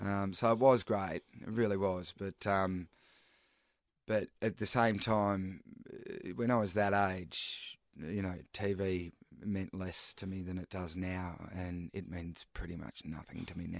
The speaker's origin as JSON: {"language": "English", "town": "Daylesford", "region": "Victoria", "country": "Australia", "tie": "born or raised there", "also_born_or_lived": "Melbourne", "moved": "yes", "said": "I moved to, um, back to my hometown in Dalesford"}